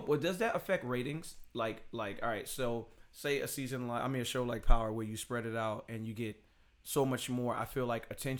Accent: New York City, New York, United States; I'm from Bed-Stuy, Brooklyn.

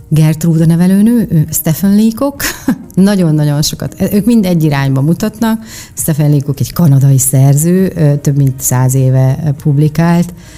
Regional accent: Miskolc, Borsod-Abaúj-Zemplén, Hungary; moved away as an adult; also born or lived in Budapest; én egy Diósgyőri panelben nőttem fel, én egy panel proli vagyok

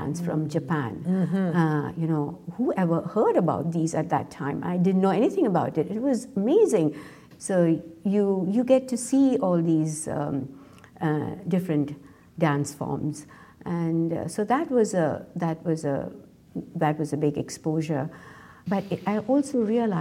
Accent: Mumbai, Maharashtra, India; moved away as an adult; now in North Carolina, United States; When I was growing up in India, as being a dancer

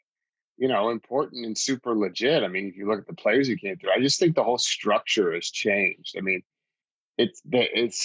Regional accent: Oregon, United States; I'm from Oregon

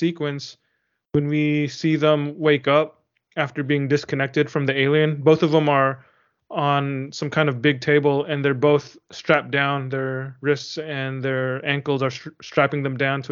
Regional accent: United States; being an American reader who only knows American English

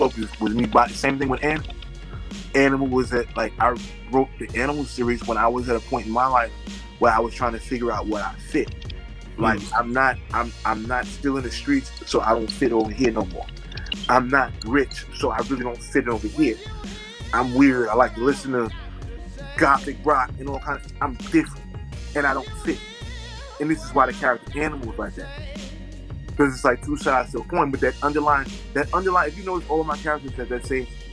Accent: New York, United States; I'm from New York.

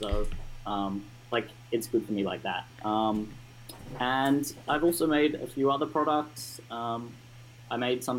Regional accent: Sydney, New South Wales, Australia; I'm 15 years old, and I'm from Sydney in Australia

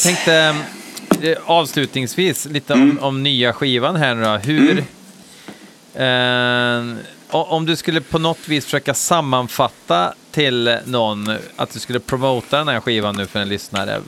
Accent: Hammarö, Värmland, Sweden; hemma på Hammeröa

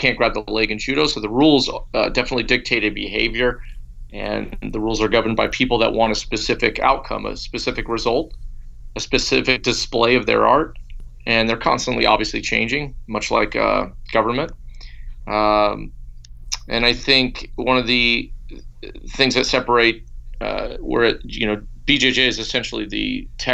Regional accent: Bakersfield, California, United States; also born or lived in Fresno; We grew up in Bakersfield

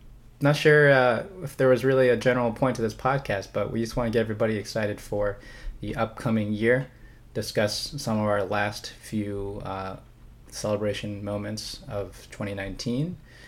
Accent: Liverpool, North West England, United Kingdom; Go Mighty Reds, man. I'm from Liverpool.

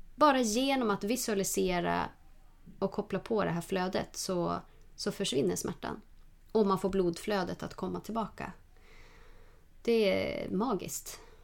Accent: Norrland, Sweden; jag är från Norrland

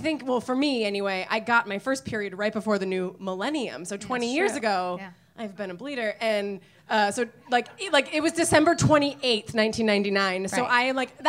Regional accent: outside Seattle, Washington, United States; I grew up outside Seattle, so we would, I grew up outside Seattle

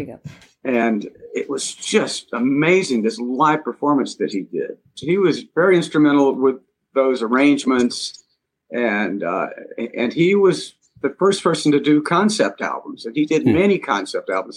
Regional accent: Montgomery, Alabama, United States; moved away as an adult; I was back in my hometown, hometown in Montgomery, Alabama, uh, and playing in a bowling alley lounge with my buddies from high school

